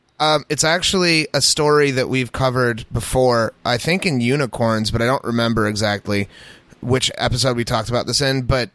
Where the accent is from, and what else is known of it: United States